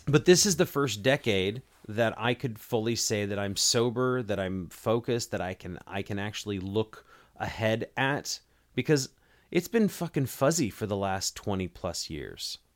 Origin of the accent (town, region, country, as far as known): United States